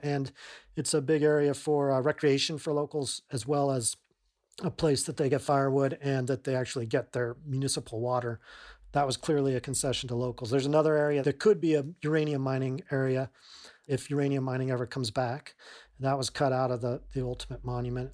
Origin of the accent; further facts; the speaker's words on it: Durango, Colorado, United States; I grew up in Durango, Colorado